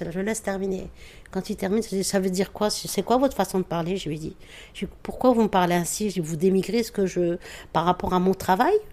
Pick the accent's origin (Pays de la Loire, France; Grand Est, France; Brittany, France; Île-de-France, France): Grand Est, France; Metz; moved away as an adult; now in Paris, France; j'ai grandi là-bas à Metz.